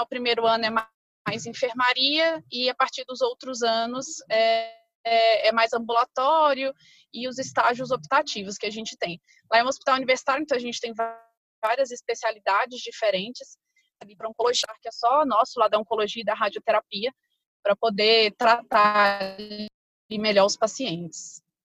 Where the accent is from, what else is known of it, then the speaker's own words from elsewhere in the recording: Brasília, Federal District, Brazil; eu nasci em Brasília, sempre morei aqui em Brasília